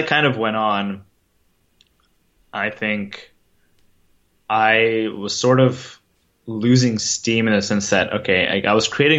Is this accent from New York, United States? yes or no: no; Virginia, United States; when I was in elementary school and middle school, I'm from Virginia, and I went to the Virginia State level of the National Geographic B 3 times